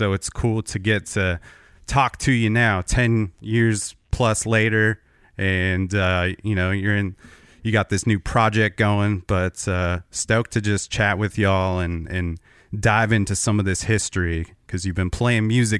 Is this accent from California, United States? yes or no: yes; California, United States; now in Portland, United States; And I'm up in Portland now, but I grew up out in Southern California outside of LA.